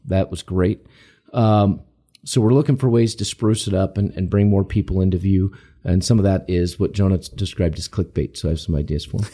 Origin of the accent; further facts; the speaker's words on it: United States; we're Americans, we're American citizens